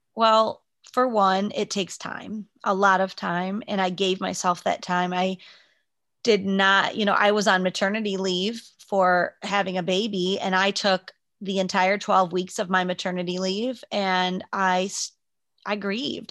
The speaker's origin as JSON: {"language": "English", "town": "Liberty Center", "country": "United States", "tie": "born or raised there", "said": "I grew up in Liberty Center, Uh, I moved, we moved there when I was five, so right before I started kindergarten"}